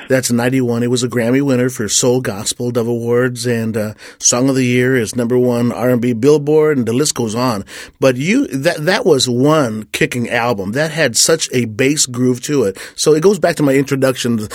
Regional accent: Corpus Christi, Texas, United States; I'm from Corpus Christi, Texas

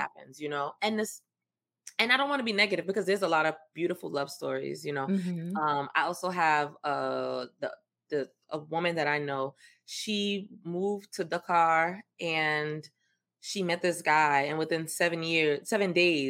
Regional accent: New York City, New York, United States; also born or lived in Antigua / Louisiana; I'm from New York. I'm from the Bronx

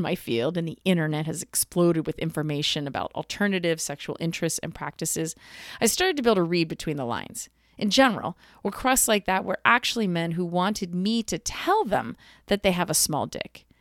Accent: East Coast, United States; I'm from the East Coast

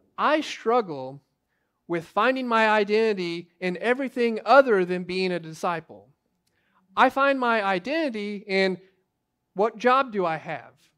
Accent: United States; as American Christians

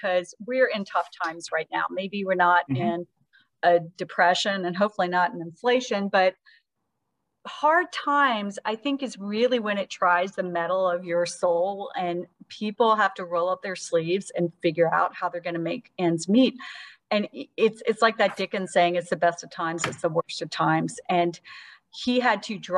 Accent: Eastman, Georgia, United States; I'm from Eastman, Georgia

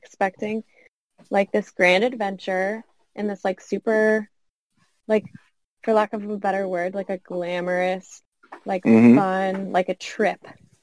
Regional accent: Kenner, Louisiana, United States; I grew up in Kenner.

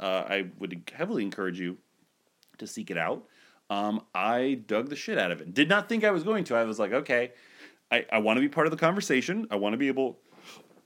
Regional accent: Ohio, United States; I'm so from Ohio.

